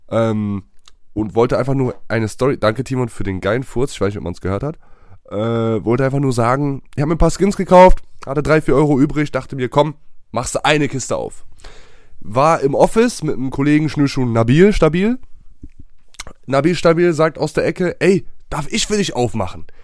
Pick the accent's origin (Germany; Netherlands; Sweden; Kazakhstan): Sweden; German is a second language; Das ist genauso wie bei uns in Schweden, wenn ich das kurz einwerfen darf, wie in Basketball.